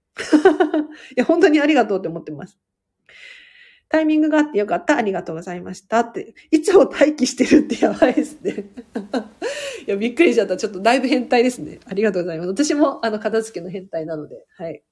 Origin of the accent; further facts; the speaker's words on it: Tokyo, Japan; 都内から都内なんで